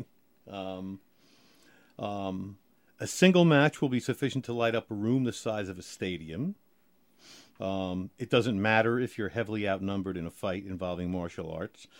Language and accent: English; New Jersey, United States; now in Maryland, United States; I'm a Jersey boy